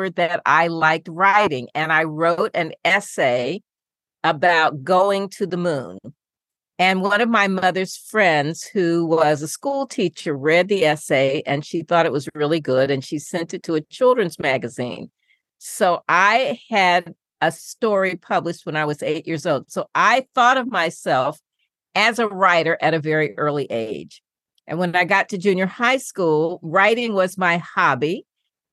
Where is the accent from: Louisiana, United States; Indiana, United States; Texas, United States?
Indiana, United States; Indianapolis; I grew up in Indianapolis